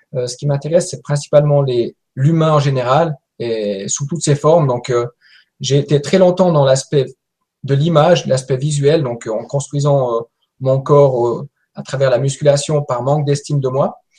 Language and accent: French; Valais, Switzerland; je viens de Suisse. Je suis un petit Suisse qui vient du Valais